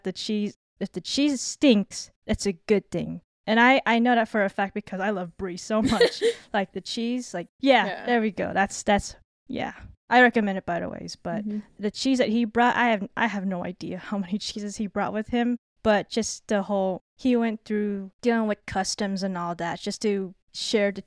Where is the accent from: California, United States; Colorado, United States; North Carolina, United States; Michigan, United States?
California, United States; Southern; I'm from SoCal